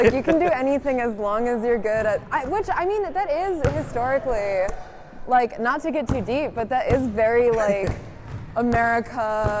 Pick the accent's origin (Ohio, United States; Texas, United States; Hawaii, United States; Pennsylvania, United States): Ohio, United States; I'm from Ohio